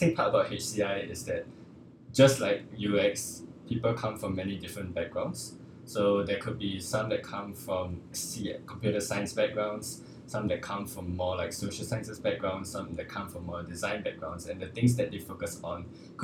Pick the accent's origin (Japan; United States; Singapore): Singapore; also born or lived in London; I grew up in Singapore like all my life, so I just spent like a few years in London